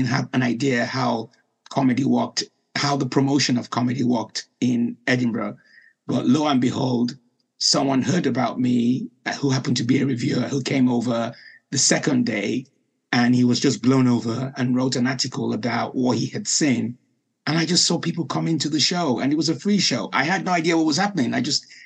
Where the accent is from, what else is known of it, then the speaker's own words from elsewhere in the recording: Nigeria; moved away as an adult; also born or lived in Liverpool, United Kingdom; now in United Kingdom; I was born in Liverpool, then went back to Nigeria at the age of 5